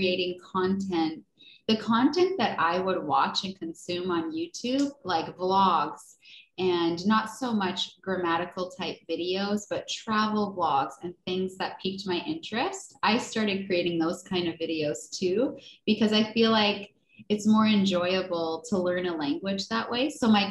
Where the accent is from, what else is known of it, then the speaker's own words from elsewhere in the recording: United States; moved away as an adult; also born or lived in Mexico / Spain; I am like doing amazing as an American to speak even one foreign language